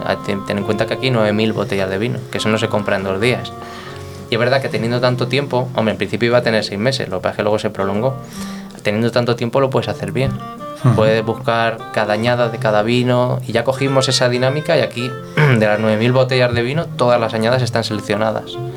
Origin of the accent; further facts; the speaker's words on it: Guadamur, Castilla-La Mancha, Spain; now in Madrid, Spain; soy de Toledo, de un pueblo de 2.000 habitantes que se llama Guadamur